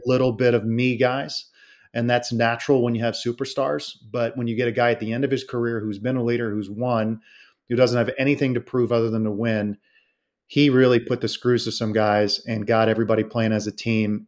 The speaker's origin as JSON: {"language": "English", "region": "South Florida", "country": "United States", "tie": "born or raised there", "said": "I grew up in South Florida"}